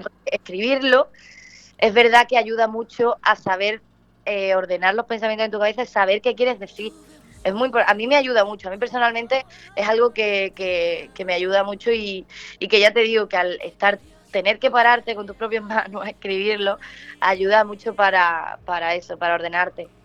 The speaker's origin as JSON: {"language": "Spanish", "town": "Punta Umbría", "region": "Andalusia", "country": "Spain", "tie": "born or raised there", "said": "haber nacido allí en Huelva, en Punta Umbría, mi tierra"}